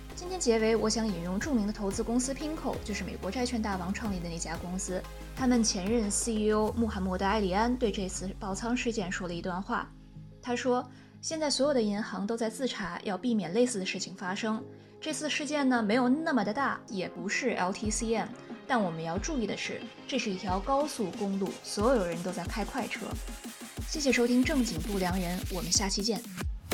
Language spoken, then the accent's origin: Chinese; China; 因为我是中国人